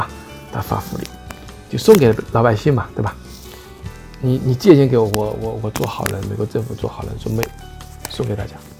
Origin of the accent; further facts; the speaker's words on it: China; 美元呢，我们中国人又不流通不流通